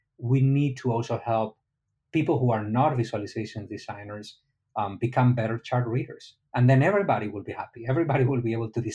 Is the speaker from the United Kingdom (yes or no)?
no; Spain; now in Miami, United States; I'm from Spain, not from Egypt